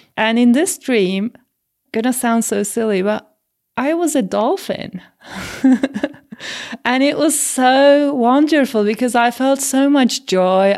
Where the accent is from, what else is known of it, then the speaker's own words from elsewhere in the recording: Turkey; growing up in Turkey and swimming before I could walk